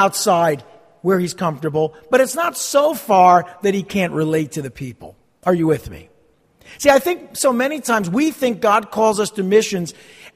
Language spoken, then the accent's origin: English; New Jersey, United States; also born or lived in New York City; I'm from New Jersey